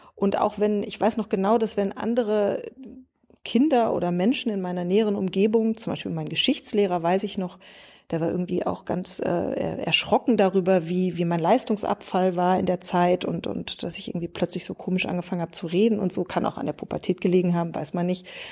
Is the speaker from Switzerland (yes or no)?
no; Ochtrup, North Rhine-Westphalia, Germany; moved away as an adult; also born or lived in Münster; now in Berlin, Germany; Ich komme aus Nordrhein-Westfalen. Äh, ich bin in Münster geboren, bin in Ochtrup zur Schule gegangen